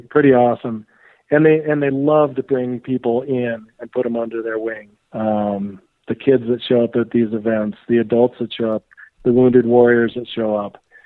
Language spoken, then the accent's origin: English; Steamboat Springs, Colorado, United States; also born or lived in Durango, Colorado / Bellingham, Washington / Bozeman, Montana; growing up in Steamboat Springs, uh, it's called Ski Town USA